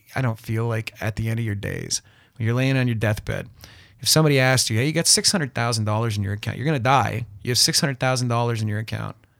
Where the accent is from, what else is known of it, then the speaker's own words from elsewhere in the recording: South River, Ontario, Canada; now in Toronto, Canada; I'm from South River, it's a small place